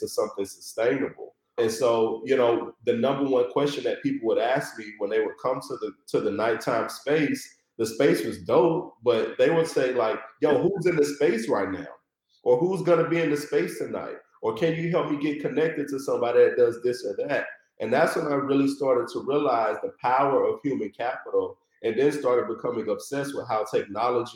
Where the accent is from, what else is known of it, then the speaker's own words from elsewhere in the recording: Chattanooga, Tennessee, United States; moved away as an adult; now in Detroit, United States; a snot-nosed kid, you know, growing up in Chattanooga, Tennessee with hoop dreams